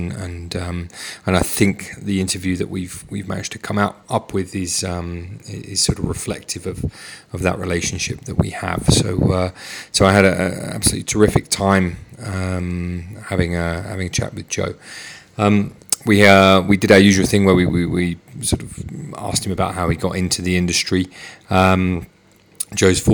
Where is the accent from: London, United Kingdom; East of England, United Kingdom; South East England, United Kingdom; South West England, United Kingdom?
London, United Kingdom; I'm from North London in Enfield